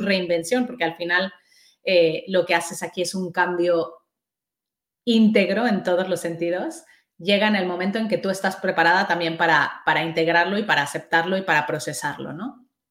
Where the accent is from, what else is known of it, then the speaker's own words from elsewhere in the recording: Mexico; moved away as an adult; now in Spain; yo soy mexicana